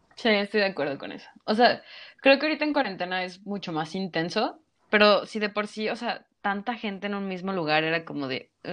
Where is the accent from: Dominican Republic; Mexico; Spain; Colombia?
Mexico; somos buenos mexicanos